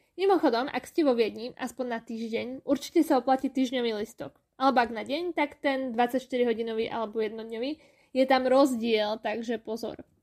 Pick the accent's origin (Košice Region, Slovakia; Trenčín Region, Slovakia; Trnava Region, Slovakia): Košice Region, Slovakia; Košice; moved away as an adult; now in Vienna, Austria; U nás v Košiciach